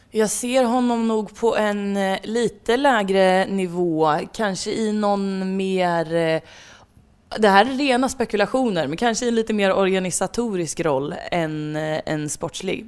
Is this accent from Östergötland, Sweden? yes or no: no; Värmland, Sweden; som värmlänning